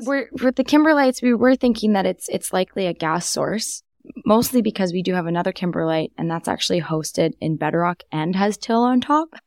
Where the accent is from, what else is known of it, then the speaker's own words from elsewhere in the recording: Vancouver, British Columbia, Canada; also born or lived in Kingston, Ontario; I'm from Vancouver, but wasn't planning on coming back here at all